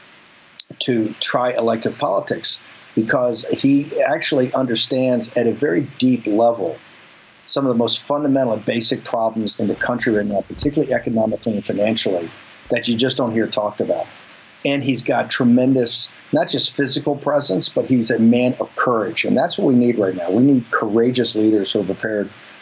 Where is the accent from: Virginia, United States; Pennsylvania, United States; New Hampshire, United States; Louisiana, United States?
Virginia, United States; Richmond; I come from the South, and I come from an all-black – or virtually not all-black, but a predominantly black neighborhood in the north side of Richmond